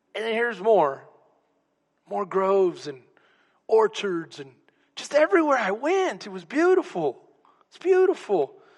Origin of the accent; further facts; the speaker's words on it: Texas, United States